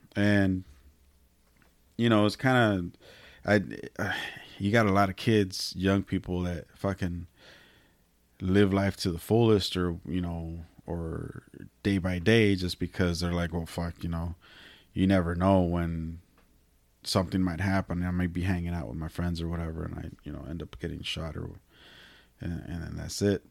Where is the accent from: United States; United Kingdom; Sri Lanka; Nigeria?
United States; Salinas, California; I was born and raised in Salinas